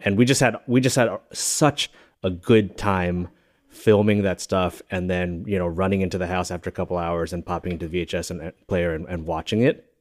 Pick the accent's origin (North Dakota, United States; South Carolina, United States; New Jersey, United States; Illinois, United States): New Jersey, United States; also born or lived in Singapore / Massachusetts / New York; I really think of New Jersey as my home or, uh, the, the home of my, my childhood experience and my formative years